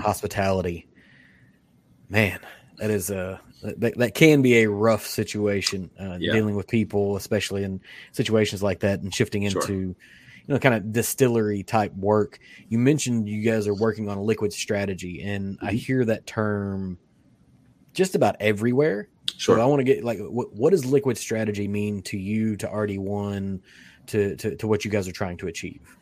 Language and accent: English; Kentucky, United States; I'm from Kentucky